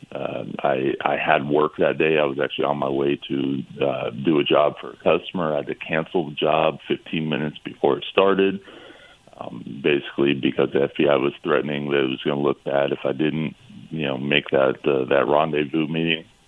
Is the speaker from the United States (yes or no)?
yes; California, United States; I'm from California